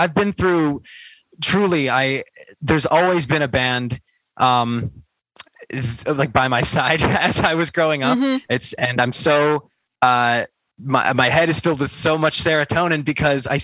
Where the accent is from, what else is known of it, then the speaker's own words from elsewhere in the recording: Cleveland, Ohio, United States; moved away as an adult; now in Columbus, United States; I hail from Columbus, Ohio, originally from Cleveland, Ohio